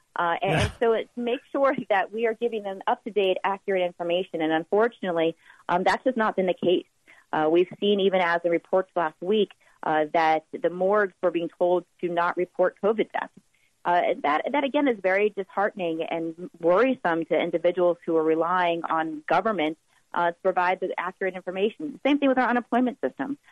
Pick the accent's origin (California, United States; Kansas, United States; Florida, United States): Florida, United States; Miami; now in Tallahassee, United States; born and raised in Miami